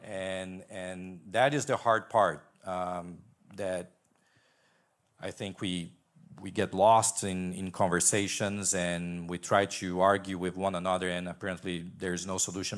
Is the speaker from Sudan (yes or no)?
no; Brazil; also born or lived in Boston, Massachusetts; now in Redlands, United States; I'm originally from Brazil.